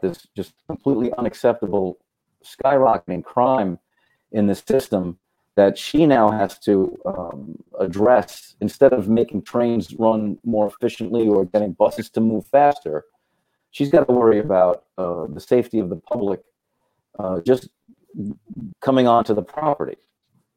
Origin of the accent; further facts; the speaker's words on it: New York City, New York, United States; I grew up in Brooklyn